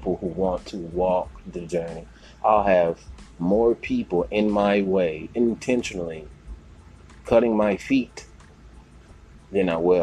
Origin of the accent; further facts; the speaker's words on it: Houston, Texas, United States; moved away; my hometown in H-Town